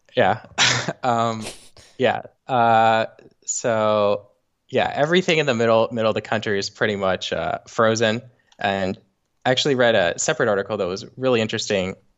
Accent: Los Angeles, California, United States; also born or lived in Saint Louis; I'm from Los Angeles.

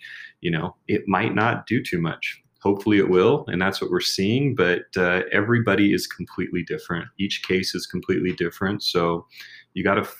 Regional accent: United States; now in Mexico; I'm American

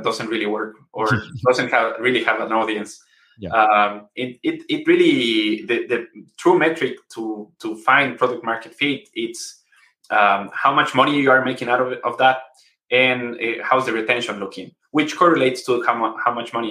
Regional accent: Ecuador; So we're from Ecuador.

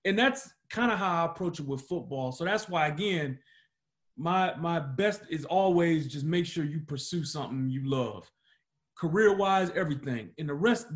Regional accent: Detroit, Michigan, United States; moved away; I grew up in Detroit

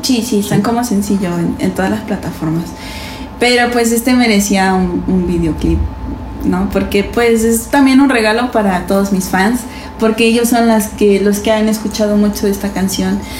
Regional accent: Mexico City, Mexico; moved away; also born or lived in Puebla / Veracruz; soy de la Ciudad de México, pero poblana por adopción y, jarocha por Convicción

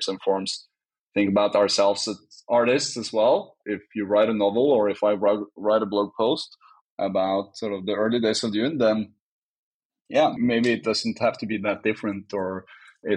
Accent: Norway; I'm from Norway

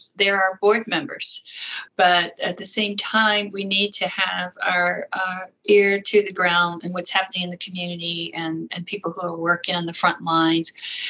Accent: Accokeek, Maryland, United States; moved away as an adult; now in Arizona, United States; I grew up in Southern Maryland

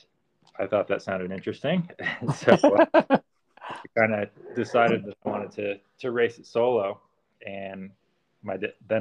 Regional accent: Connecticut, United States; I grew up in Connecticut, and we didn't have anywhere to ride off-road

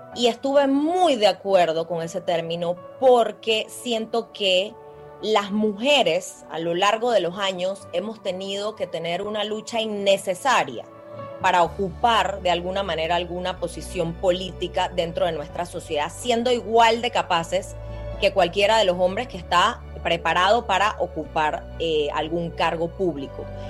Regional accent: Panama; nosotros como panameños

